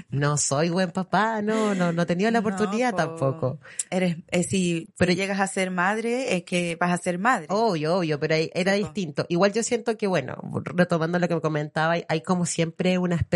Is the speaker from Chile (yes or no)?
yes; Chile; Yo nací en Chile. Chilena